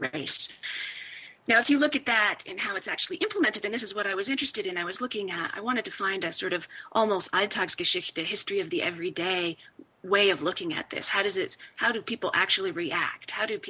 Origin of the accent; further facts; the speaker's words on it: Canada; I'm an immigrant kid, and though I was born in Canada.